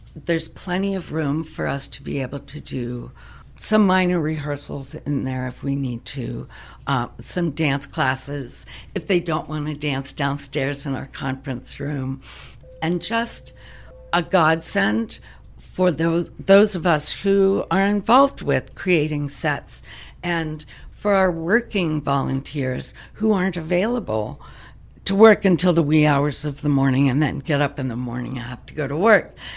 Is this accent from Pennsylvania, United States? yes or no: yes; Pittsburgh, Pennsylvania, United States; moved away as an adult; now in DuBois, United States; I'm originally from the Pittsburgh area